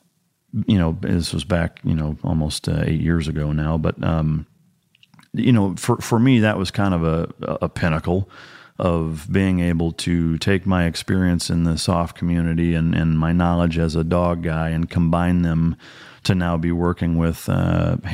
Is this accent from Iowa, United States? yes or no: yes; Iowa, United States; growing up in Iowa